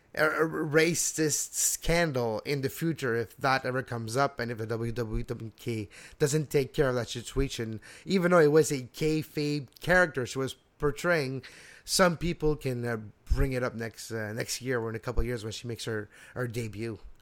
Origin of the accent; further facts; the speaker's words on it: Montreal, Quebec, Canada; also born or lived in Laval; I was brought up in Montreal and Laval.